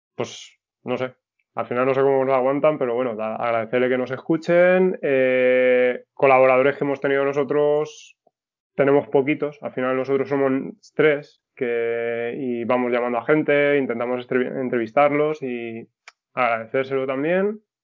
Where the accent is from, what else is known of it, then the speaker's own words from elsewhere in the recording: Valencian Community, Spain; yo soy valenciano, pero mis padres son de La Mancha